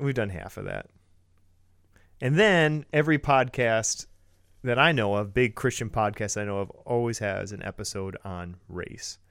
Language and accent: English; Metamora, Michigan, United States; I grew up in Metamora Lapeer area